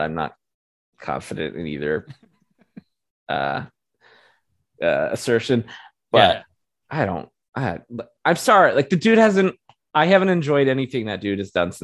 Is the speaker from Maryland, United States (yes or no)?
yes; Bel Air, Maryland, United States; my hometown of Bel Air, Maryland